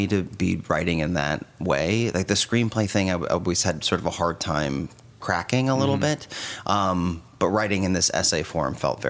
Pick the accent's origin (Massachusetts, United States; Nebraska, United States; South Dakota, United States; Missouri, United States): Nebraska, United States; Omaha; now in New York, United States; So growing up in Omaha